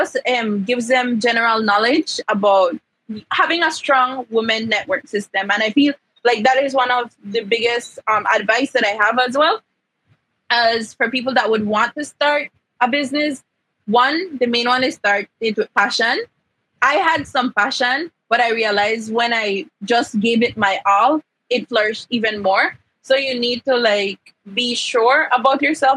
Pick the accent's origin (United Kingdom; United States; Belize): Belize; Central Farm, Cayo District; I come from Central Farm